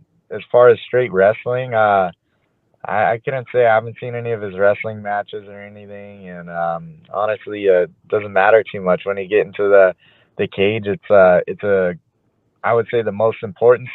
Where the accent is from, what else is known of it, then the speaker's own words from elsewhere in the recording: Southern California, United States; born and raised in Southern California